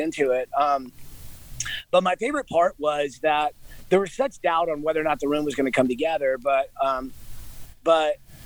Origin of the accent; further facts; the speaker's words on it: Georgia, United States; I'm from Georgia